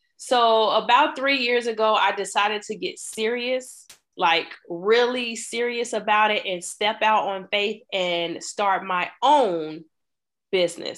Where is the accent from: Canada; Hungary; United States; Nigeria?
United States; Chicago, Illinois; I grew up in Chicago